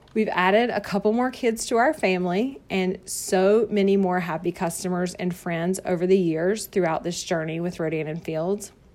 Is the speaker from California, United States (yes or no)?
no; North Carolina, United States; accent: Southern; I was born and raised here in North Carolina, hence the Southern accent